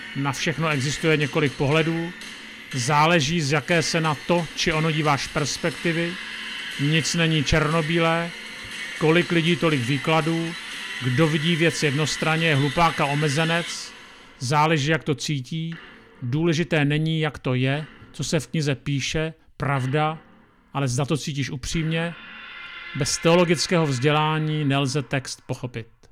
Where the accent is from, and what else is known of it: Czechia